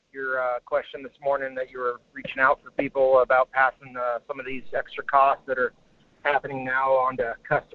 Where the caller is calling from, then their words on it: Homer, Alaska, United States; This is … at Homer.